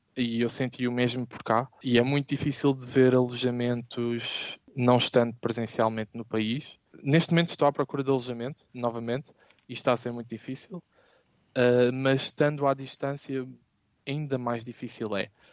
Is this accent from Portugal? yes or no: yes; Portugal; moved away as an adult; now in Amsterdam, Netherlands; Eu gostaria de voltar a Portugal